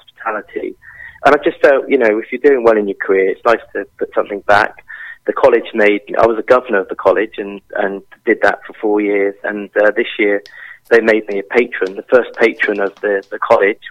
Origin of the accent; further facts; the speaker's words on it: Devon, South West England, United Kingdom; moved away as an adult; also born or lived in Paris; we're from Devon. We're in an amazing place.